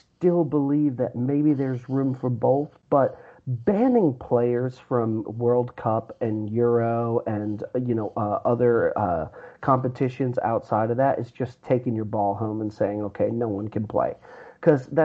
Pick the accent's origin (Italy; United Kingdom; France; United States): United Kingdom; England; growing up in England and having English friends